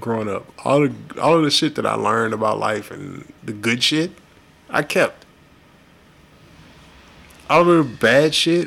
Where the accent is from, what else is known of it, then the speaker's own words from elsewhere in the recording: Houston, Texas, United States; growing up in North Houston